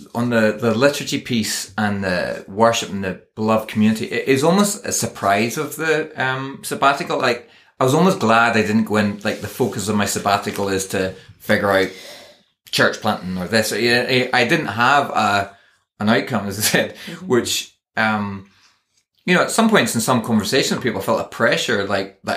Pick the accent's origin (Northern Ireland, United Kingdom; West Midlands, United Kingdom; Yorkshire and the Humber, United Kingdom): Northern Ireland, United Kingdom; I am Northern Irish